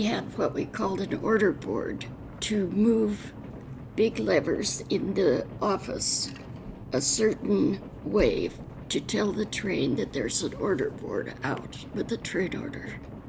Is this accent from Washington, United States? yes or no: yes; Spokane, Washington, United States; also born or lived in Seattle / Wenatchee; previously …, born in Spokane, Washington, at the Deaconess Hospital, August 14, 1926. I grew up in somewhat in Seattle and a year in Wenatchee, but mostly in Spokane.